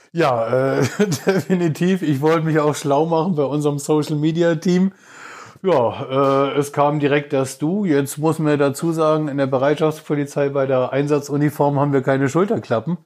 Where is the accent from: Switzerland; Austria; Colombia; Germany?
Germany; Laupheim, Baden-Württemberg; moved away; also born or lived in Frankfurt / Moscow / Berlin; komme gebürtig aus Baden-Württemberg, aus Laubheim in der Nähe von Ulm, bin aber äh, über Frankfurt, Moskau, Berlin, ja eigentlich schon fast in jedem Winkel, äh, zumindest Deutschlands und auch teilweise im Ausland gewesen.